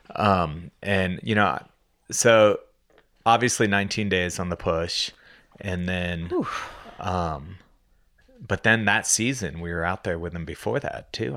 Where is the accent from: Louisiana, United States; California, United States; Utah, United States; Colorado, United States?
Colorado, United States; Boulder; we grew up here in Boulder